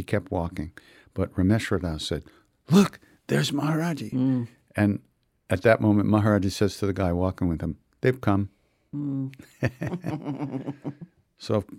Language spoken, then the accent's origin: English; Long Island, New York, United States; I grew up on Long Island.